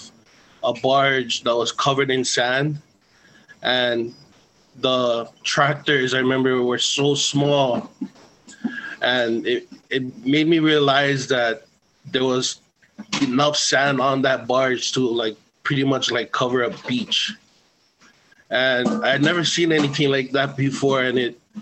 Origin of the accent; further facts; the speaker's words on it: Hawaii, United States; also born or lived in Samoa / Maui; I was born in Samoa, raised here in Hawaii, Hanai by the Kale Kai Ohana, Naki no Ohana, and Raisin Wahe and Kihe